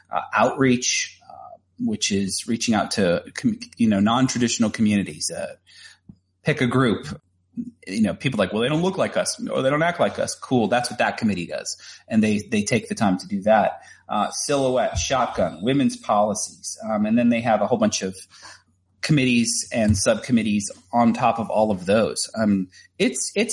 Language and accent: English; Tennessee, United States; also born or lived in Chattanooga, Tennessee; here in Tennessee as well, because it's my home state